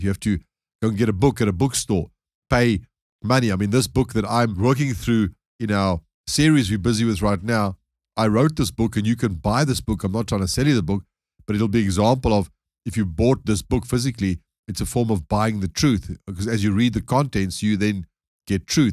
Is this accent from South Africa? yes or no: yes; South Africa; being a South African myself